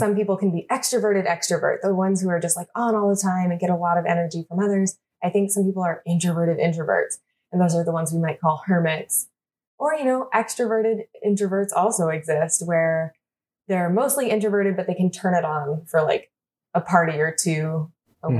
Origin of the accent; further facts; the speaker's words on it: United States; we even call ourselves Americans